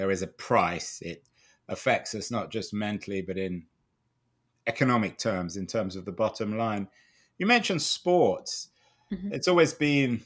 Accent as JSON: {"language": "English", "region": "England", "country": "United Kingdom", "tie": "born or raised there", "moved": "yes", "said": "I grew up in England"}